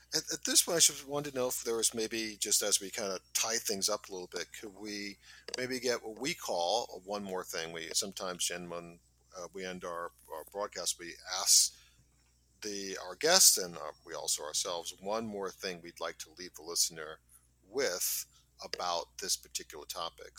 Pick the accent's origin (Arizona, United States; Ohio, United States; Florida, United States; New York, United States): New York, United States; New York City; I'm from Staten Island